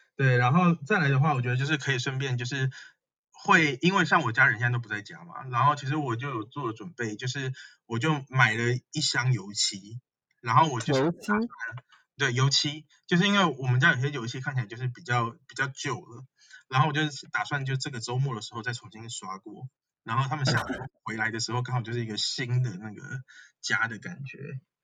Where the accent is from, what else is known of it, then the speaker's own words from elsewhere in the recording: Taiwan; now in Beijing, China; 我这次回来台湾